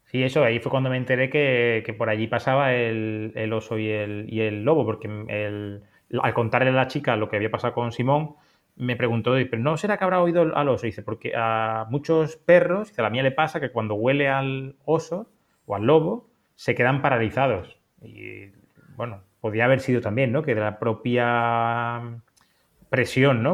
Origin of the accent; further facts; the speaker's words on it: Andalusia, Spain; yo soy andaluz